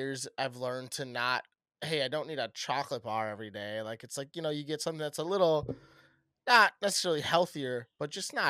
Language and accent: English; Midwest, United States; We're just from the Midwest, so we only see certain things get farmed at a very high level, at a high rate.